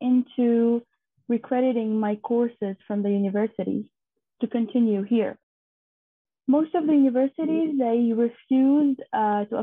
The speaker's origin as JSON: {"language": "English", "country": "Syria", "tie": "born or raised there", "moved": "as an adult", "said": "Growing up in Syria was actually very nice"}